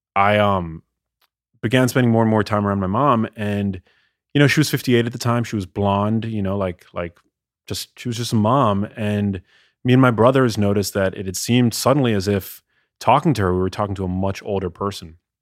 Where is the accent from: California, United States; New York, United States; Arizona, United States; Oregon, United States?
New York, United States; also born or lived in Los Angeles; as a kid growing up in New York